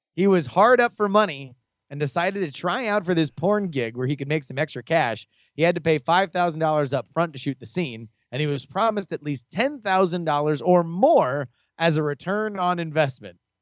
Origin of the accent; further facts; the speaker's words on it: Davie, Florida, United States; where I grew up in Davie